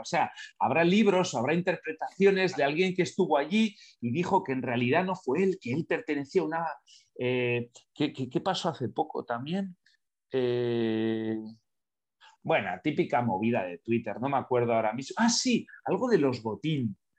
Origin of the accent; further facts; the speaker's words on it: Basque Country, Spain; de pequeño he vivido eh, eh, en entorno nacionalista, ¿no? en entorno Basque Country